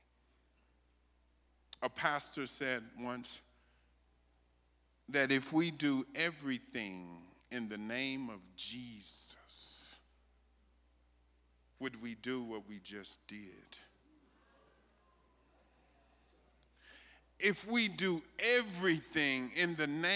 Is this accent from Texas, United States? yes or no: yes; Texas, United States; I'm from Texas